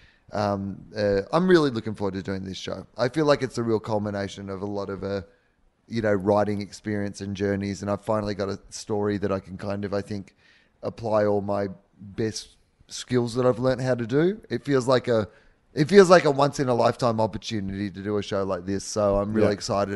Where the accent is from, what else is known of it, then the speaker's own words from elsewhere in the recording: Australia; our family, have been Australian, you know, like a long way back to when white people have been in Australia